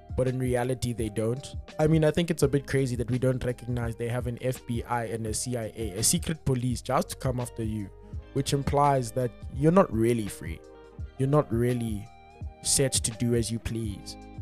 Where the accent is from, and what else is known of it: South Africa